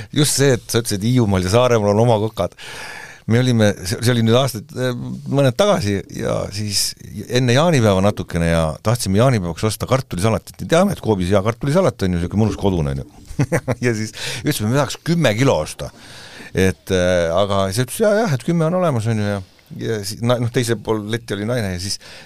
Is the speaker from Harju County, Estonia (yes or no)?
yes; Tallinn, Harju County, Estonia; meie elasime päris väiksed, kui me olime siis, ütleme, et eh, kaheksakümnendani, siis elasime Västriku tänaval Tondil